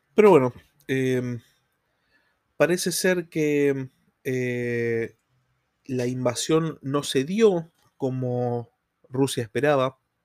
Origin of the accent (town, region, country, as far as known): Argentina